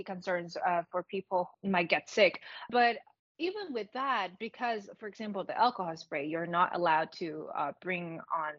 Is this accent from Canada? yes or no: no; Greater Bay Area, Guangdong, China; I'm from the Greater Bay Area